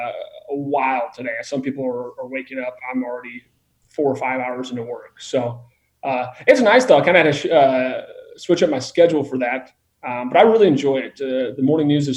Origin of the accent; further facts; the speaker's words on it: Iowa, United States; now in St. Joseph, United States; I'm from Iowa